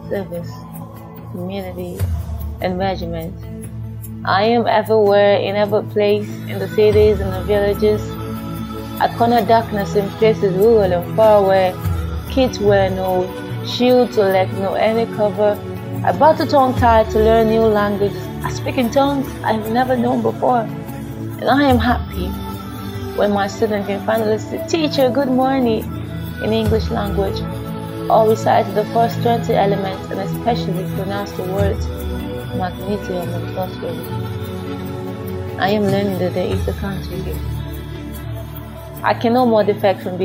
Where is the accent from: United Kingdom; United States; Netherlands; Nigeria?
Nigeria; Sokoto; by nature of location, I am from Sokoto State, and my father is from Ondo State.